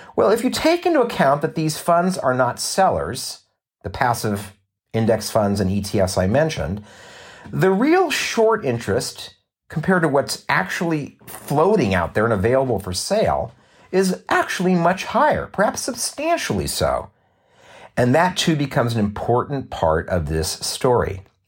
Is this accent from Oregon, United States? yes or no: no; Southern California, United States; also born or lived in Los Angeles; I was born and raised here in Southern California